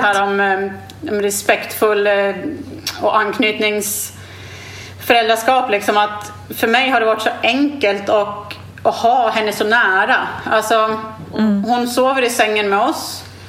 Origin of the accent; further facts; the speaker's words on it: Sweden; moved away as an adult; now in Australia; hemma i Sverige för jag har inte bott i Sverige på 14 år